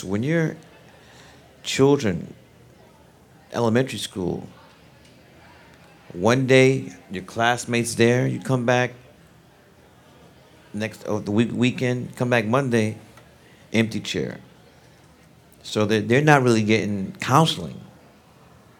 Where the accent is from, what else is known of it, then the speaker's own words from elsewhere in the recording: New York City, New York, United States; I'm from Brooklyn